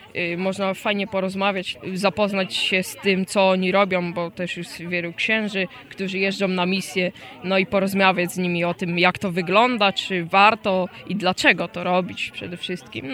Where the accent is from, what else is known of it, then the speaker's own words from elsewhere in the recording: Diocese of Włocławek, Kuyavian-Pomeranian Voivodeship, Poland; mam 12 lat i pochodzę z diecezji włocławskiej